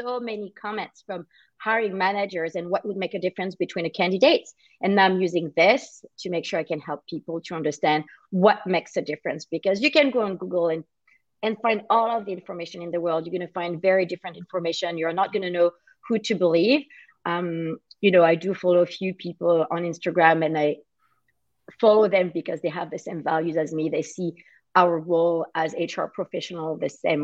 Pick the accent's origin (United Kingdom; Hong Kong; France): France; moved away as an adult; now in Toronto, Canada; I'm originally from France. I moved to Canada in 2007